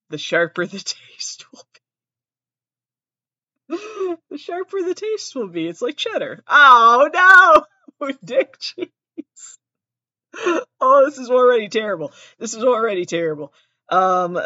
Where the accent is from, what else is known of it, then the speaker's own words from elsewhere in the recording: Massachusetts, United States; I have an accent. I'm from Massachusetts.